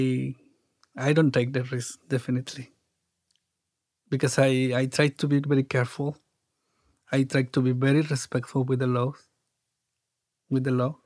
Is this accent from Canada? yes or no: no; Mexico; English is a second language; now in San Diego, United States; I grew up in Mexico